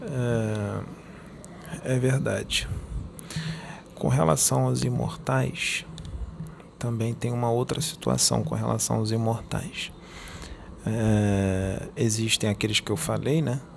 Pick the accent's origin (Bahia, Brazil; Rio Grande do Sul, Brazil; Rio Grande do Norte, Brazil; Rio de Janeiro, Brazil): Rio de Janeiro, Brazil; accent: carioca; eu sou carioca